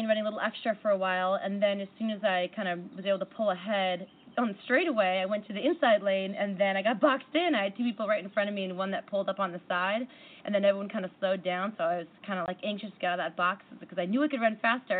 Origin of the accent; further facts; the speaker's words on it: Seattle, Washington, United States; There's a race in my hometown